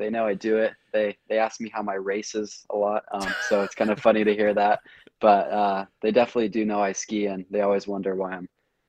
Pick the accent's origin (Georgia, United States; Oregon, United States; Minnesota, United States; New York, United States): Oregon, United States; Corvallis; We grew up in Corvallis, Oregon, which is like 2 hours south of Portland.